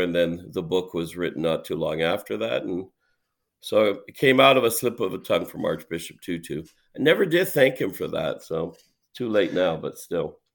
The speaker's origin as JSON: {"language": "English", "country": "Canada", "said": "my Canadianness"}